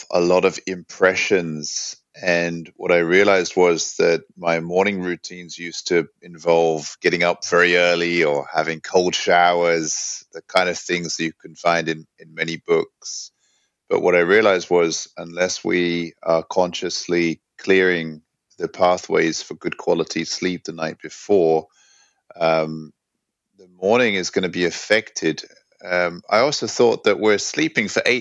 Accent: London, United Kingdom; also born or lived in New York / Hong Kong / San Francisco; now in Sweden; I grew up in London.

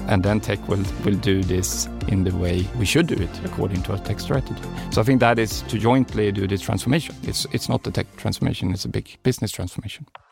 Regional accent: Kalmar County, Sweden; moved away; our vacation home in uh, southern Sweden at Öland, uh, where I also come from.

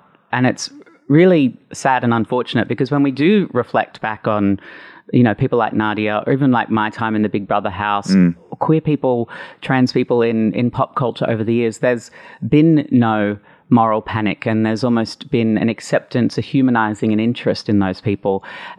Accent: Brisbane, Queensland, Australia; moved away as an adult; now in Sydney, Australia; So the year 2000, I moved to Sydney from Brisbane

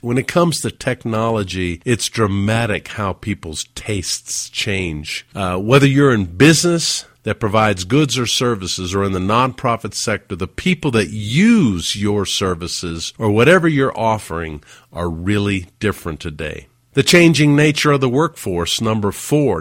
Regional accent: Huntsville, Alabama, United States; moved away; my hometown of Huntsville, Alabama

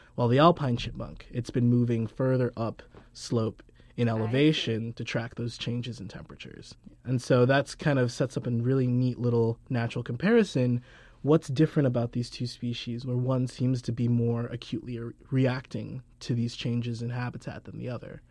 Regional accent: southern Georgia, United States; also born or lived in Caribbean; I was born in the Caribbean, spent a couple years there and then moved to so- southern Georgia

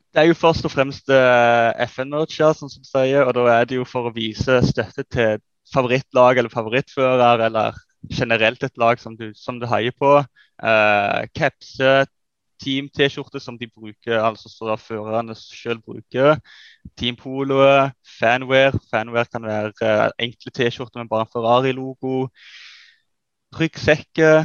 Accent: Netherlands; now in Sandnes, Norway; Sjøl er jeg nederlender

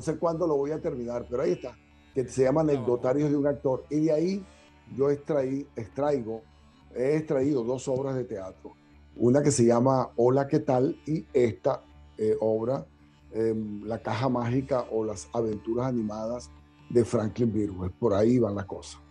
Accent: Barquisimeto, Lara, Venezuela; also born or lived in Caracas, Venezuela; now in United States; soy guaro, pero de pura cepa. Nací en un barrio que hoy llaman La Sucre. Antes era la calle 33, eh, cerca del Estadio Olímpico, donde está el Domo Bolivariano, donde está el Farid Richard. Ahí, justamente en esa zona, eh, nací. Ahí me formé los primeros años de mi infancia

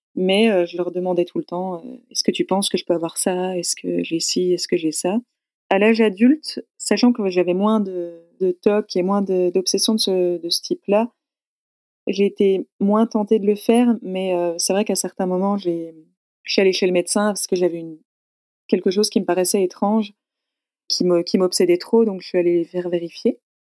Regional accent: Besançon, Bourgogne-Franche-Comté, France; moved away as an adult; je suis née à Besançon, dans le Doubs, tout à l'est de la France, à la, frontière suisse. J'ai grandi là jusqu'à mes 18 ans

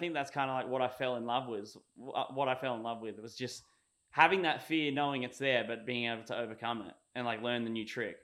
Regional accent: Sunshine Coast, Queensland, Australia; also born or lived in Victoria, Australia; here on the Sunshine Coast, basically. And I did grade one and two there

